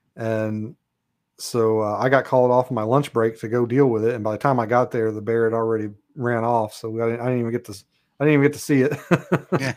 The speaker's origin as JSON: {"language": "English", "region": "Kentucky", "country": "United States", "moved": "as an adult", "lives_now": "Alaska, United States", "said": "I'm from Kentucky originally."}